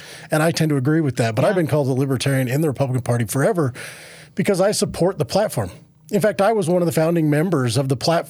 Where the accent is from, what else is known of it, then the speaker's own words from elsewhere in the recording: Moab, Utah, United States; Yeah, so, well, I'm originally from Moab, which I think used to be CD2 when I was born there